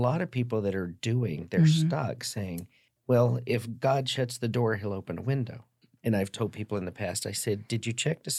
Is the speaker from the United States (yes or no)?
yes; the South, United States; also born or lived in Dallas, Texas; I grew up in the South.